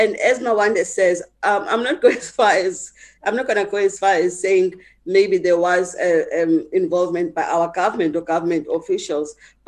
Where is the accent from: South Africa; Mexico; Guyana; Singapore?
South Africa; as a South African